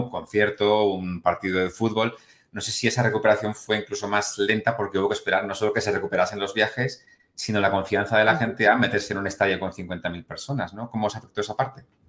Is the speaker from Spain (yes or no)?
yes; Spain; siendo español